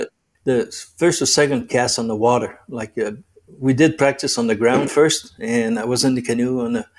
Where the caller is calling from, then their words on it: Rockland, Ontario, Canada; Well, right now I'm in Rockland, Ontario. It's about 30 kilometers east of Ottawa, national capital of Canada.